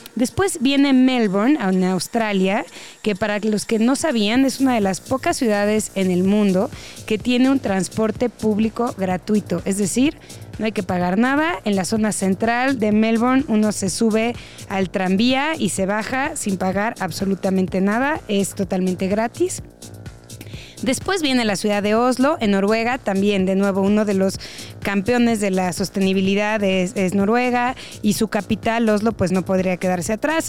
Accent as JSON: {"language": "Spanish", "country": "Mexico", "said": "como mexicanos"}